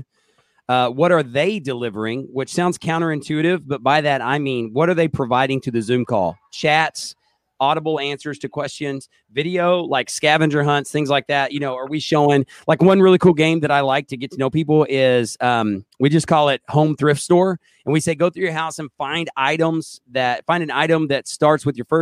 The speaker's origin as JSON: {"language": "English", "region": "Oklahoma", "country": "United States", "said": "I'm from Oklahoma."}